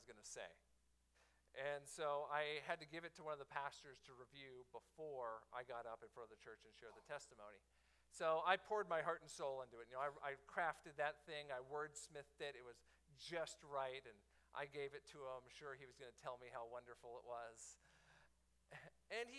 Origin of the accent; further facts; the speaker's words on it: Miami, Florida, United States; my hometown, the Miami Heat